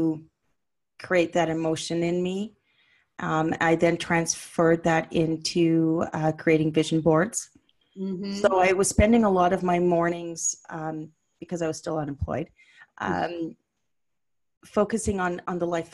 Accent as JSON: {"language": "English", "town": "Ottawa", "region": "Ontario", "country": "Canada", "tie": "born or raised there", "moved": "as an adult", "said": "I'd moved to my parents back in the city where I was raised in Ottawa"}